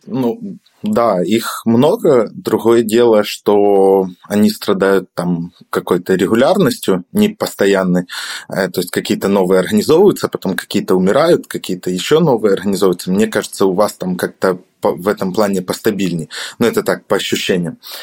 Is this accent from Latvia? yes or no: no; Odesa, Odesa Oblast, Ukraine; я сам из Одессы, э, и у нас здесь регулярно проходят встречи фронтенд-сообщества